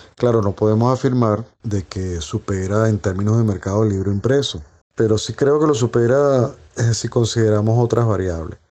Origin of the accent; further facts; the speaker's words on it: Caracas, Capital District, Venezuela; soy de Caracas, Venezuela